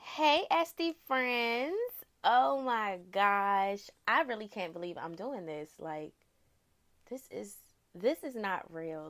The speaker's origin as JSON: {"language": "English", "area": "Prince George's County", "region": "Maryland", "country": "United States", "tie": "born or raised there", "said": "I am from Prince George's County, Maryland, born and raised."}